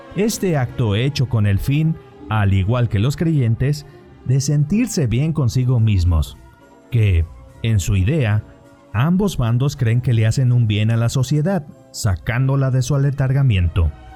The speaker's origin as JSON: {"language": "Spanish", "country": "Mexico", "said": "nos ha traído esta imagen como mexicanos"}